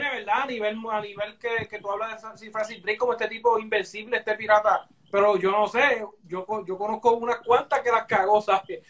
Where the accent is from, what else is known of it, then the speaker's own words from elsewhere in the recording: Puerto Rico; nosotros como puertorriqueños